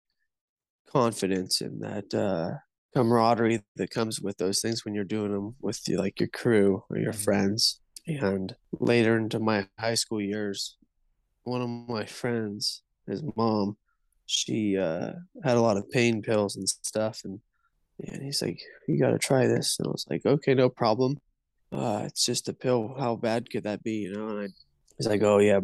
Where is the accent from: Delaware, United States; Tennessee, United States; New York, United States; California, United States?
California, United States; Northern; I'm from Northern California